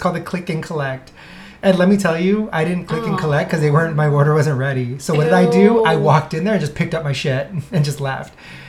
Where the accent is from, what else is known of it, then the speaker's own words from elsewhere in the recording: Ventura, California, United States; moved away as an adult; now in Los Angeles, United States; I finally left my hometown of Ventura. And moved up the street to Los Angeles.